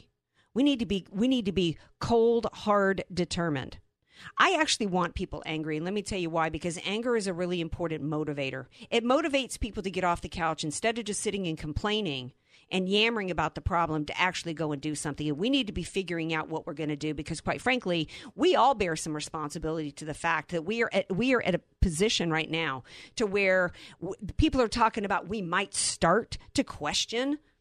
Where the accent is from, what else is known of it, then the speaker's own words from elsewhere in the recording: New Orleans, Louisiana, United States; I'm from New Orleans.